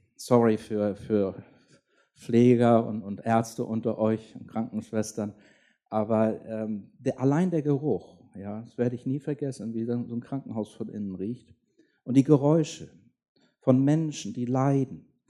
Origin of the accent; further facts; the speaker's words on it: Schleswig-Holstein, Germany; ich bin in Schleswig-Holstein aufgewachsen